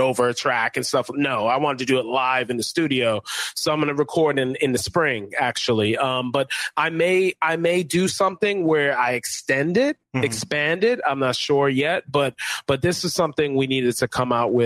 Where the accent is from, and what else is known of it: New York, United States; born or raised there